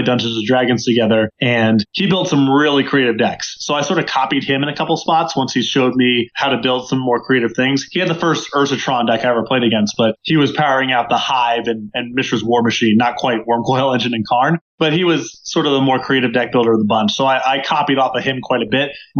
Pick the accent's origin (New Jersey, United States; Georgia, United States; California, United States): New Jersey, United States; Hillsborough; now in Denver, United States; I grew up in a town called Hillsboro, New Jersey, pretty rural in the center of the state